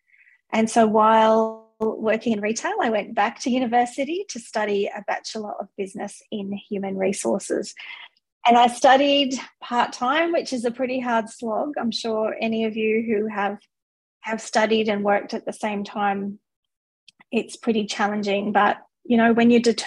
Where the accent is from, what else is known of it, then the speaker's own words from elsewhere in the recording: Australia; moved away as an adult; also born or lived in Singapore / United Kingdom; now in New Zealand; I am Australian